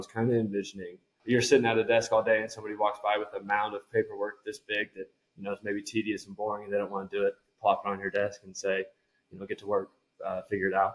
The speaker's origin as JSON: {"language": "English", "town": "Dallas", "region": "Texas", "country": "United States", "tie": "born or raised there", "moved": "as an adult", "lives_now": "Colorado, United States", "said": "Growing up in Dallas, Texas"}